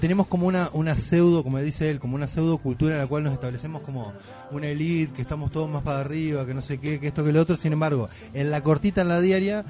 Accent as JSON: {"language": "Spanish", "country": "Uruguay", "said": "somos los uruguayos"}